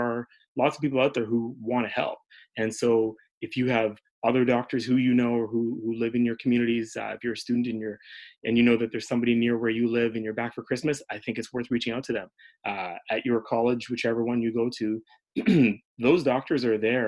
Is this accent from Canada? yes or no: yes; Canada; also born or lived in Edmonton, Canada / Toronto, Canada / Florida, United States; now in Winnipeg, Canada; I grew up in Edmonton and in Toronto